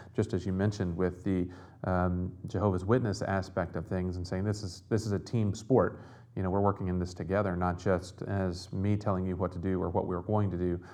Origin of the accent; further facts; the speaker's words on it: the South, United States; growing up in the South